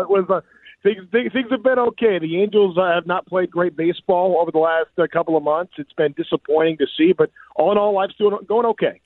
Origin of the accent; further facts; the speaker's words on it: Orange County, California, United States; I grew up in Orange County